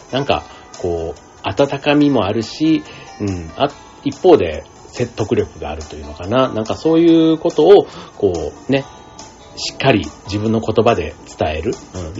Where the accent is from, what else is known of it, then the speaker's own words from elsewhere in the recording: Japan; 日本でずっと生まれ育ってたりする